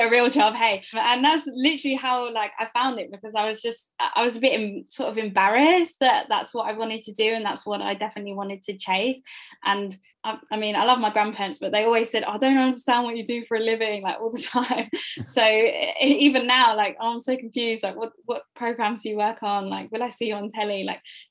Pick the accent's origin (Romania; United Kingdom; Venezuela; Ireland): United Kingdom; Essex, East of England; I'm from Essex